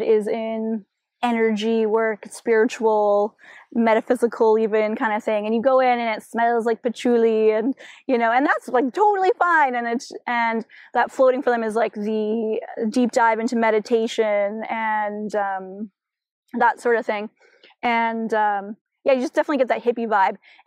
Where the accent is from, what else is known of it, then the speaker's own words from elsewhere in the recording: Chilliwack, British Columbia, Canada; Growing up in Chilliwack